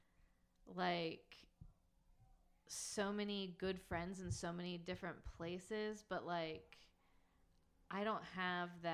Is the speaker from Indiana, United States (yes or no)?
no; Texas, United States; I'm from Texas